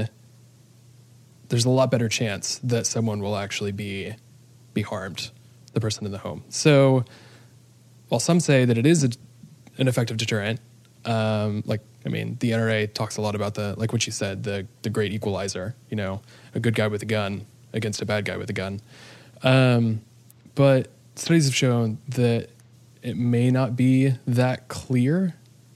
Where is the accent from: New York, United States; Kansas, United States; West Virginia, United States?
Kansas, United States; We're both from Kansas